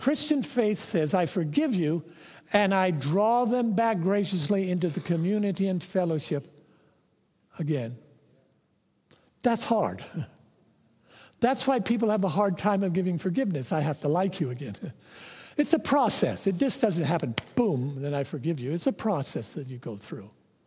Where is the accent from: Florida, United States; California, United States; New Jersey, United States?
California, United States; Modesto; In my hometown in Modesto, California, it's known for its farming area, Central Valley of California.